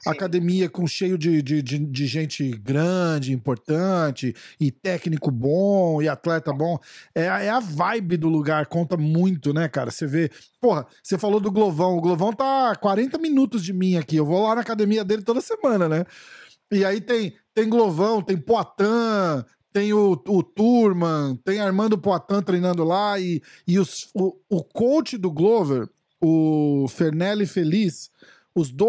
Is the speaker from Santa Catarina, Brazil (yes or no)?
no; São Paulo, Brazil; eu sou de São Paulo